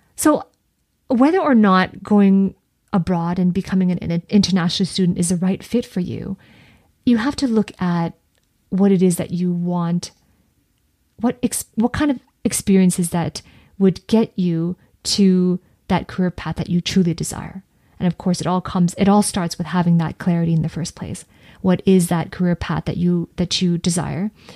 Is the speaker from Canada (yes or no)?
yes; Canada; also born or lived in Edinburgh, United Kingdom; as a Canadian